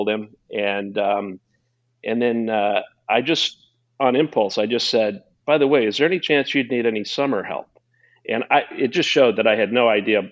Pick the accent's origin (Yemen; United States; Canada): United States; Quincy, Illinois; I was born and raised in Quincy, Illinois